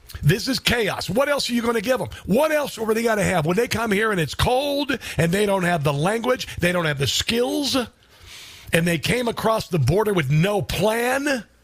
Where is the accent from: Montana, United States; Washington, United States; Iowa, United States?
Iowa, United States; I'm from Iowa. This really pisses me off.